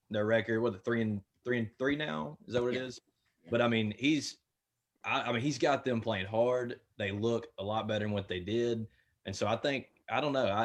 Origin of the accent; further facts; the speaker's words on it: Memphis, Tennessee, United States; born and raised in Memphis